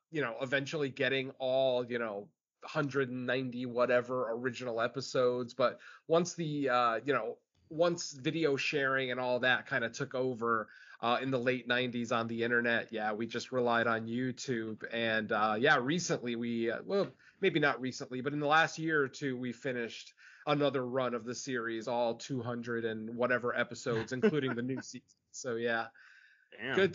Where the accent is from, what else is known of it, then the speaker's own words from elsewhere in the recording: Connecticut, United States; Um, unfortunately, I didn't get Svengoolie growing up in Connecticut.